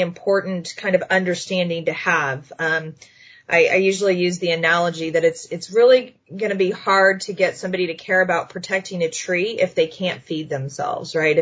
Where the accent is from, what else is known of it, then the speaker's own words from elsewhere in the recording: Texas, United States; moved away as an adult; also born or lived in Austin, Texas; now in Erie, United States; I grew up in Texas